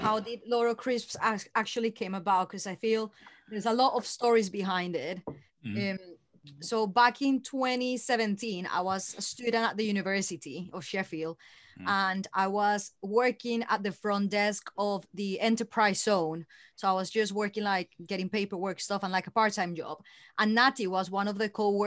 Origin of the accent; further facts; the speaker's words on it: Colombia; moved away; when we both were growing up in Colombia